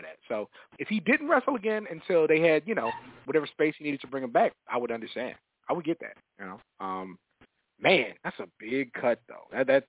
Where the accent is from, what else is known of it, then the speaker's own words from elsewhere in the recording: New York, United States; Like, girls look better in New York. Music better in New York. Did you know I was from New York?